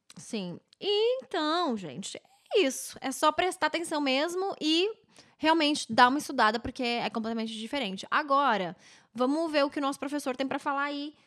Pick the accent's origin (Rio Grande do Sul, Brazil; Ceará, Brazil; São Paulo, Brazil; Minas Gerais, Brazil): Rio Grande do Sul, Brazil; Novo Hamburgo; now in Vancouver, Canada; lá na minha cidade, ô oh, querida Novo Hamburgo